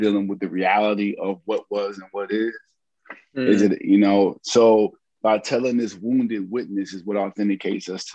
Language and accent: English; Hampton, Virginia, United States; I am from Hampton, Virginia